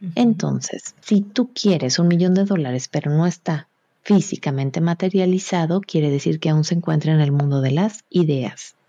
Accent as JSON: {"language": "Spanish", "country": "Mexico", "said": "yo soy mexicana"}